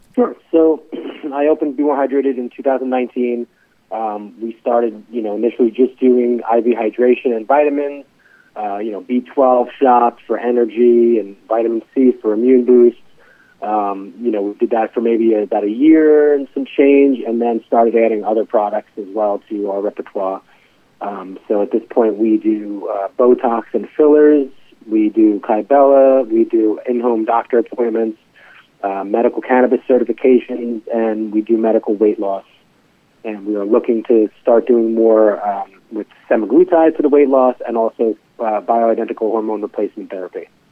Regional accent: New York, United States; moved away as an adult; now in Baltimore, United States; I'm from New York originally

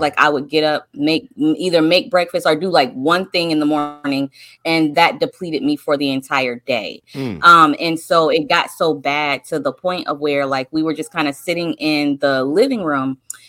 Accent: North Carolina, United States; I'm from North Carolina.

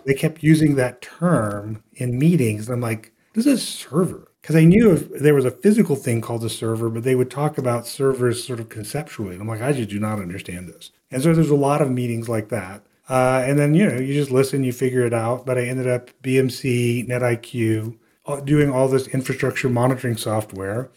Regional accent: South Louisiana, United States; moved away as an adult; now in Austin, United States; I grew up in South Louisiana, all the way south

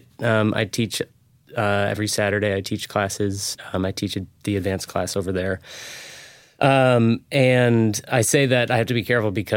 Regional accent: St. Paul, Minnesota, United States; also born or lived in Seattle, Washington; now in San Diego, United States; I was born and raised in St. Paul, Minnesota, right in the capital.

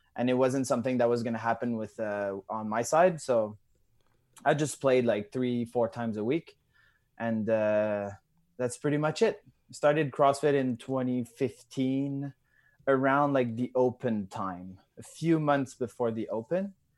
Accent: Drummondville, Quebec, Canada; I'm from, uh, Canada. I'm from Drummondville. So it's, uh, an hour and a half away from Montreal

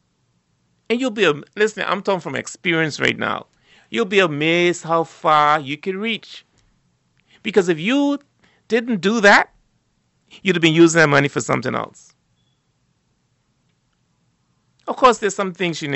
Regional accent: Turks & Caicos Islands; growing up in South Caicos

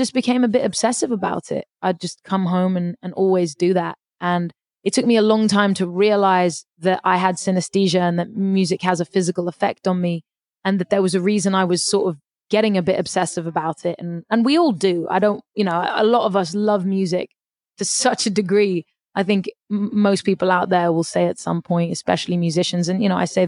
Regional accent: London, United Kingdom; also born or lived in Paris, France; I grew up in London for a start, and then I moved to Paris, and I sort of lived in London for the first 6 years of my life, and then moved to Paris for about 8 years, and then moved back to England.

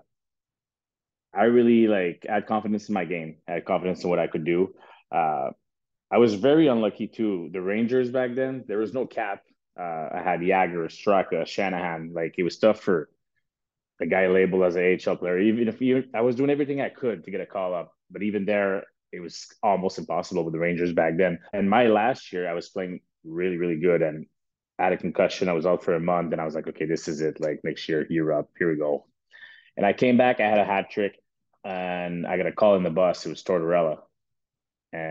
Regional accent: Canada; I'm from Canada

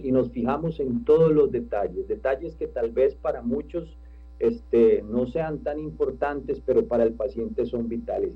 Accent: Costa Rica; nosotros como costarricenses

